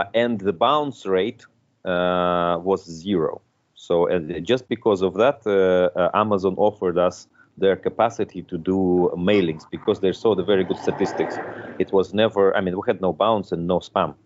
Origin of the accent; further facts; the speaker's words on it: Moscow, Russia; moved away as an adult; also born or lived in Belgium; now in Luxembourg; I was born in Moscow. I'm originally I'm a Russian